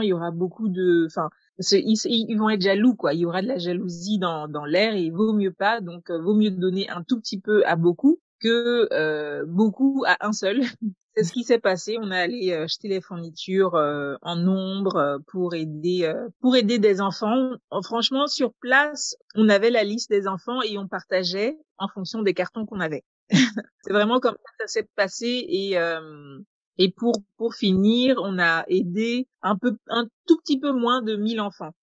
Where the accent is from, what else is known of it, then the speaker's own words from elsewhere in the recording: Togo; chez nous au Togo